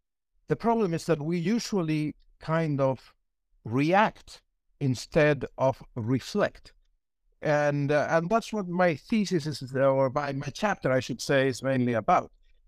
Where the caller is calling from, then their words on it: Santiago, Santiago Metropolitan Region, Chile; I'm presently at Santiago, Chile.